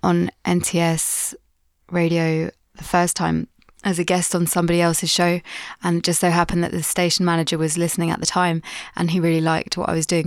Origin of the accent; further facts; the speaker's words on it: London, United Kingdom; I'm Londoner, born and bred.